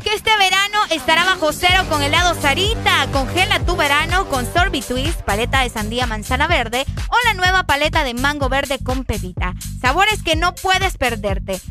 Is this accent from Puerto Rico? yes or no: no; Honduras; los hondureños